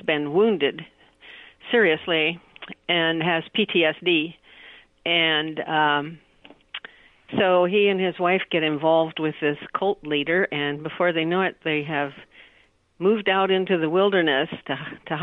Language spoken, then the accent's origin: English; Oregon, United States; I was born and raised here in Oregon on the southwest coast